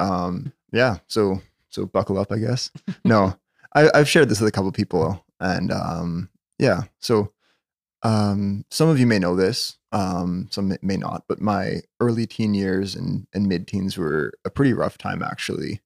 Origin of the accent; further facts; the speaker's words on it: Winnipeg, Manitoba, Canada; I was born in Winnipeg, Victoria General Hospital. Um, yeah, n-, never really saw fit to move away, I guess